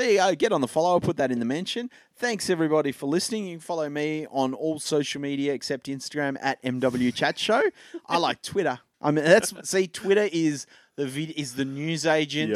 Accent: Hobart, Tasmania, Australia; moved away; I grew up in Hobart.

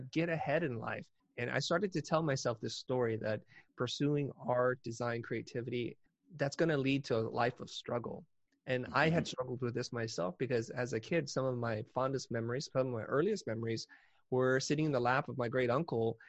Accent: San Jose, California, United States; also born or lived in Saigon, Vietnam / Kansas City, Missouri; We wound up in Kansas City, Missouri, before finally settling in San Jose, California

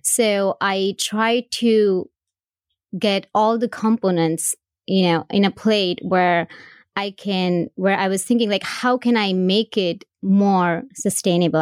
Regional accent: India; now in United States; I was born and raised in India. I came here in two thousand one

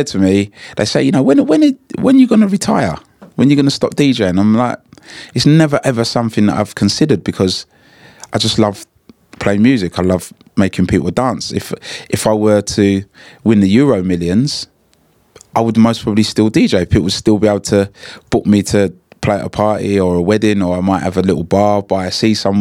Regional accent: London, United Kingdom; as a kid growing up in Hackney

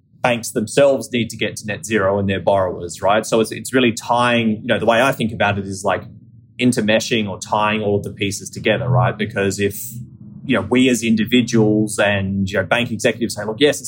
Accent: Australia; accent: Australian; moved away as an adult; now in United States; I'm Australian, right? As some of your listeners may be able to tell from my accent, but I've lived in the US for 12 years

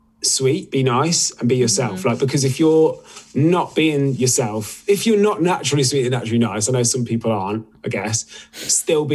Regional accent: Midlands, United Kingdom; accent: Midlands; no one in the UK says that about my Midlands accent

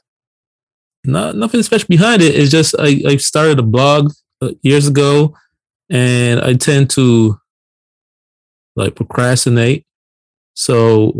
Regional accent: Barbados; moved away as an adult; now in United States; born and raised in Barbados, came to the United States on my 18th birthday. Been here ever since, you know, over 20 years

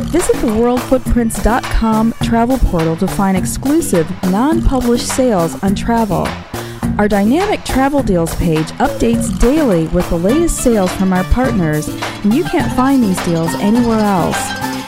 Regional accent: Northern Ireland, United Kingdom; I'm from Northern Ireland

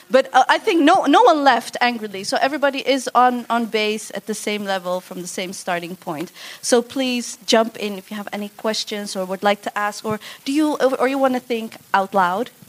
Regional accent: Netherlands; I'm second generation, I was born and raised in the Netherlands.

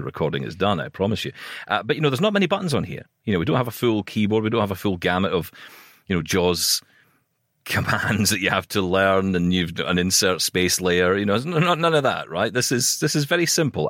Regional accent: Scotland, United Kingdom; I'm Scottish

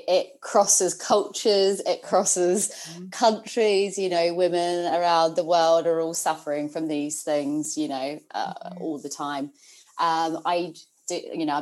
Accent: New Zealand; moved away as an adult; now in United Kingdom; my accent, I'm a Kiwi, so I'm a New Zealander, proud Kiwi at the moment.

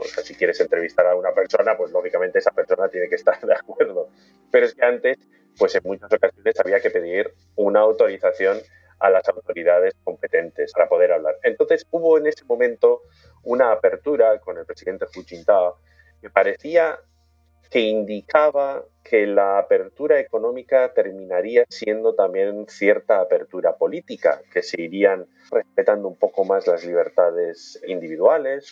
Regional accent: Spain; moved away as an adult; also born or lived in Bilbao / Belfast / China; Como occidental, como español

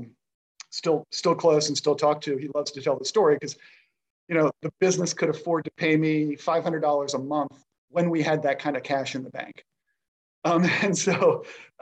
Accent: Rockville, Maryland, United States; I grew up in the area. I'm a DC local, which is rare. I grew up in Rockville, Maryland

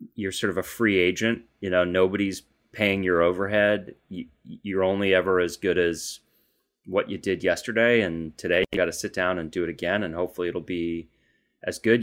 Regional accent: Boston, Massachusetts, United States; there's a fair bit of crime there when I was growing up

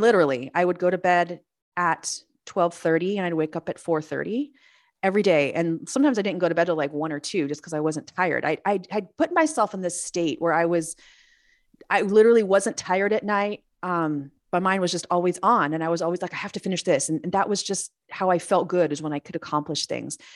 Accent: Los Angeles, California, United States; also born or lived in Missouri / North San Diego County, California; now in San Diego, United States; I lived, I grew up in San, in, um, Los Angeles

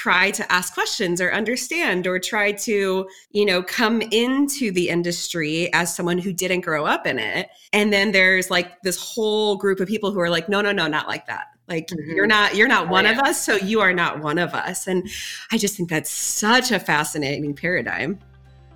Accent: Metro East St. Louis, Illinois, United States; moved away; I grew up in Metro East St. Louis area in what I thought was a small town

